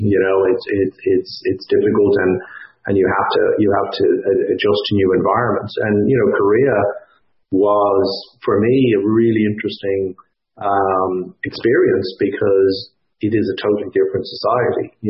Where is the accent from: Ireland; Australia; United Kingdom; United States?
Ireland; moved away as an adult; now in Canada; my wife is American and I'm Irish